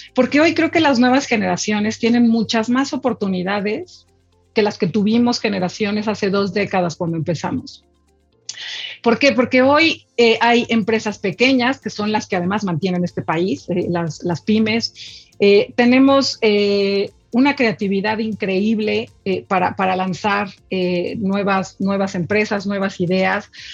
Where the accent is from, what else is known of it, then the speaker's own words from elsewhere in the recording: Mexico; yo soy una mujer mexicana, orgullosa, de hueso colorado mexicana